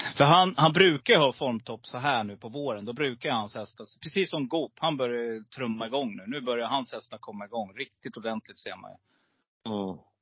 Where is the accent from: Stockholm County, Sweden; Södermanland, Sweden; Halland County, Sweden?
Stockholm County, Sweden; Stockholm; also born or lived in Gävle; now in Falun, Sweden; född i Gävle men jag eh, bodde nere i Stockholm. Ja, du är ja, så att eh, söder om Stockholm där. I de lite tuffare områdena, du vet runt Norsborg, Alby, Fittja där. Där är jag uppväxt.